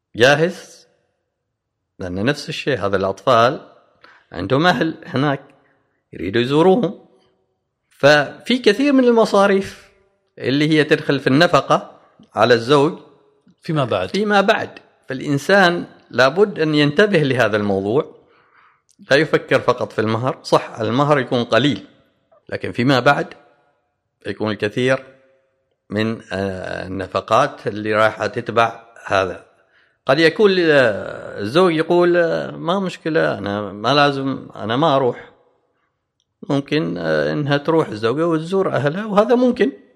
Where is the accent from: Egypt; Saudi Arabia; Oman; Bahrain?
Oman; احنا كعمانيين